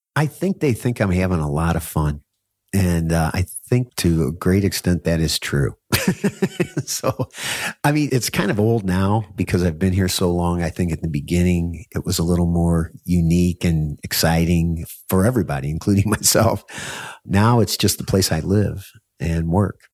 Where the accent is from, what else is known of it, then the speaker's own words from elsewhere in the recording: United States; now in Bangkok, Thailand; as an American